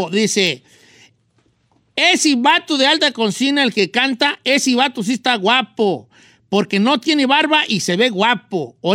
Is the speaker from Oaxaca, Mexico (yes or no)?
yes; Oaxaca, Mexico; Este, yo también soy de Oaxaca. Oye, puro de Oaxaca